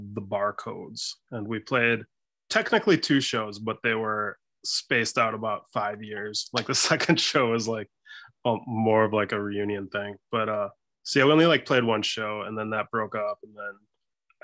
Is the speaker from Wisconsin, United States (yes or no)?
yes; Stevens Point, Wisconsin, United States; now in Milwaukee, United States; I'm from Stevens Point, which is about 2.5 hours north of here